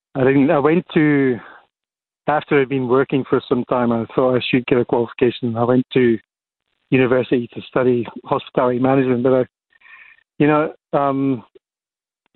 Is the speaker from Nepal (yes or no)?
no; Edinburgh, Scotland, United Kingdom; now in Cape Town, South Africa; I grew up in Edinburgh, specifically a suburb of Edinburgh called Leith